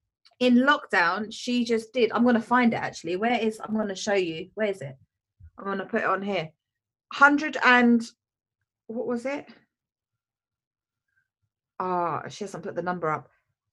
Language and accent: English; India; yoga comes from India. I'm Indian, so that's probably what I should do, but I don't.